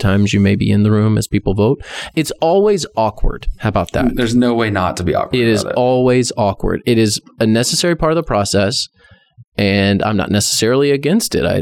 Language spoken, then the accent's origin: English; Texas, United States; I am Texan.